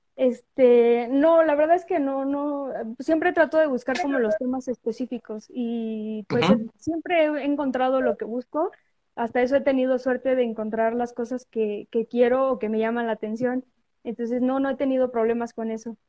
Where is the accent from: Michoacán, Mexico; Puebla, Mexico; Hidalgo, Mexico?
Puebla, Mexico; a municipality of Puebla state, Mexico; yo soy foránea, o sea, no soy de Puebla capital, soy de, de un municipio del estado de Puebla.